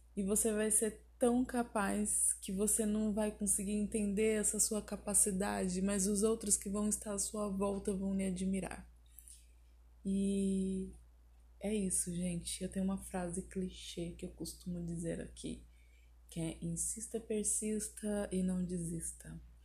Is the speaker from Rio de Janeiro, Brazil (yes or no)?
no; Porto Alegre, Rio Grande do Sul, Brazil; now in Salto do Céu, Brazil; eu sou de Porto Alegre, Rio Grande do Sul.